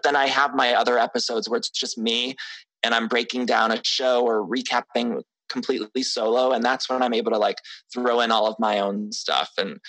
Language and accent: English; Midwest, United States; Also, I'm from the Midwest, so I'd love a Chicago Housewives would be great.